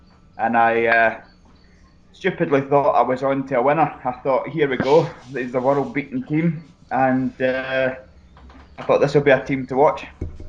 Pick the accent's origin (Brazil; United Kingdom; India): United Kingdom; Paisley, Scotland; I grew up in Paisley, so I do go and see St Mirren every now and again